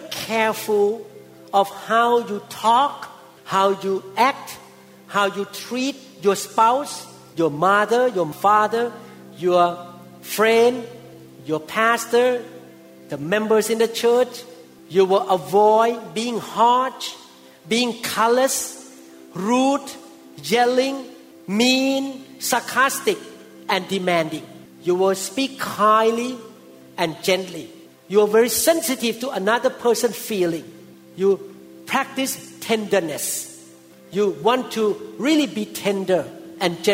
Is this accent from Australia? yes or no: no; Thailand; moved away; when I was growing up in Thailand as a teenager